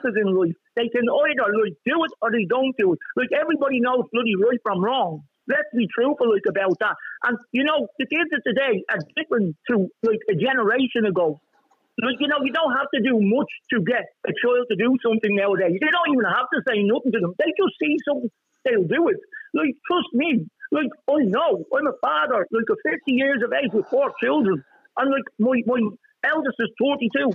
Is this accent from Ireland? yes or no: yes; Ireland; I'm Irish